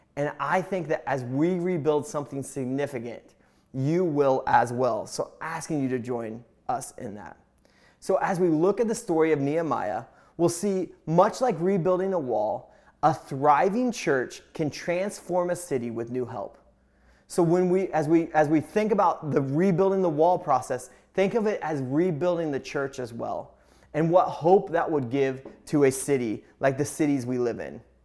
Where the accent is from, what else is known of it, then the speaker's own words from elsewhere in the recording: Indiana, United States; I grew up in Indiana